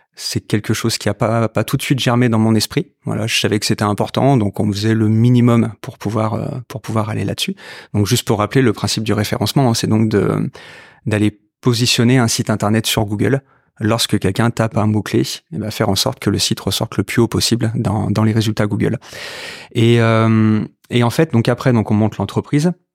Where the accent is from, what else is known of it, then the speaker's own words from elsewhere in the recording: Rouen, Normandy, France; also born or lived in Lyon / Marseille / Grenoble; je suis un pur produit rouennais. Hein. Je suis né à Rouen, j'ai euh, fait toutes mes études à Rouen